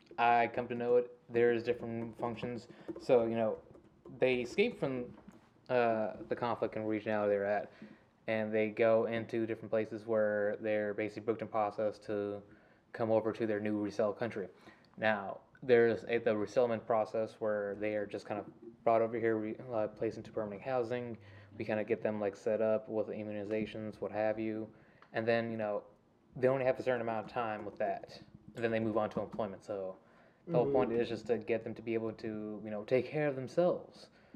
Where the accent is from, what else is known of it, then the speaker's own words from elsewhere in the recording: the South, United States; grew up in the South, you know, second generation, U.S. born child, born and raised, so, you know, I like to be referred to as, a redneck.